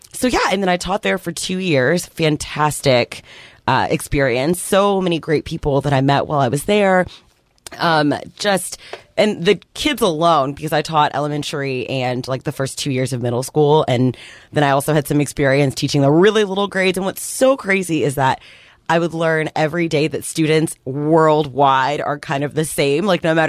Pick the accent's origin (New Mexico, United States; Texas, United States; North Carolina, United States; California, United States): Texas, United States; also born or lived in New Jersey; So I was actually born in New Jersey, which is super weird. Yeah. And then I grew up in Texas for forever, went to school, got my my television news degree, and then promptly went to South Korea like the following February.